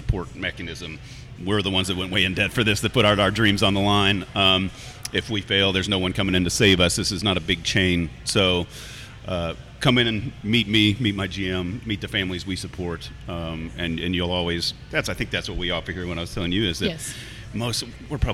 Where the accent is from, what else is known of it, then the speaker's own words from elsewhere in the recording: Green Bay, Wisconsin, United States; now in Lexington, United States; I was born in Green Bay